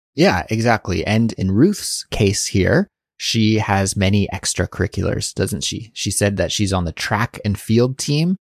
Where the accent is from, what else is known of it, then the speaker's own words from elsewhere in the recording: Canada; accent: Canadian; My Canadian accent really comes out